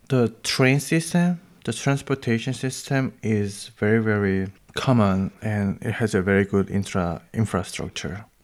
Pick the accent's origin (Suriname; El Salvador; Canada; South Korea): South Korea; moved away as an adult; now in Berlin, Germany; from South Korea.